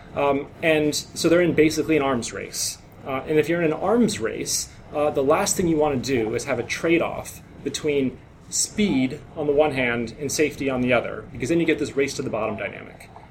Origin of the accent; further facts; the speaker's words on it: North Dakota, United States; now in San Francisco, United States; I'm from North Dakota